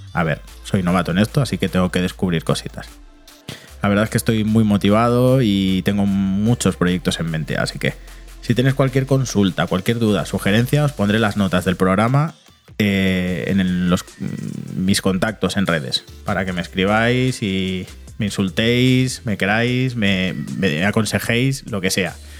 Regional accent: Barcelona, Catalonia, Spain; moved away as an adult; now in Madrid, Spain; me trasladé de Barcelona a Madrid, después de una vida entera viviendo allí

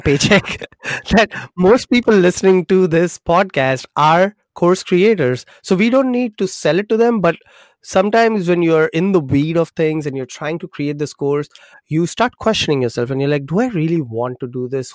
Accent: Mumbai, Maharashtra, India; moved away; I'm from India, grew up in Mumbai

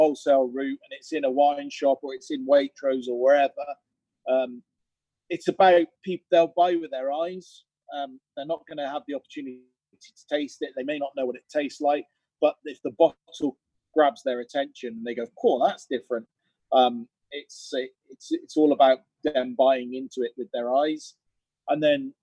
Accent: Cirencester, South West England, United Kingdom; near where I grew up in Cirencester.

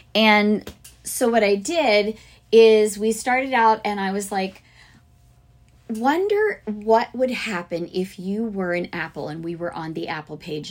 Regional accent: Fort Lauderdale, Florida, United States; now in Alabama, United States; I grew up in South Florida, like way south, Fort Lauderdale area.

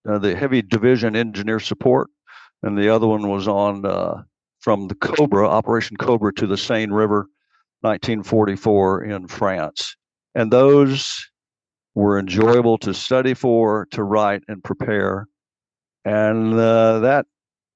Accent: Knox County, East Tennessee, United States; I'm from East Tennessee

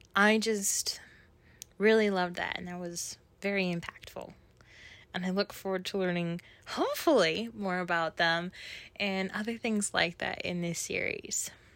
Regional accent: Minneapolis, Minnesota, United States; I'm from Minneapolis, Minnesota

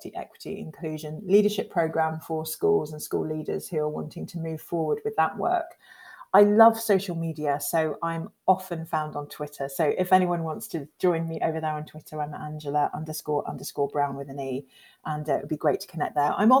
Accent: Devon, South West England, United Kingdom; we grew up in Devon, in white Devon, two black girls

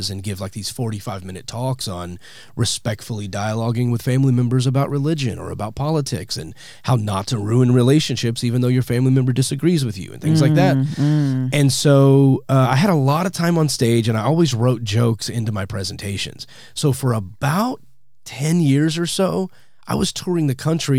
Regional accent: Texas, United States; moved away as an adult; now in Los Angeles, United States; I was born and raised in Texas, and I was there for the first, 36 years

